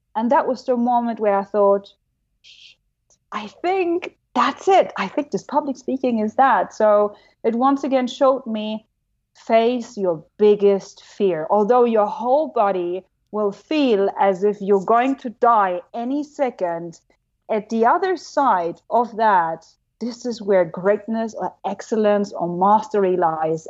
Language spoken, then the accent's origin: English; Germany; accent: German; English is a second language; moved away; I'm German. You know, my accent sucks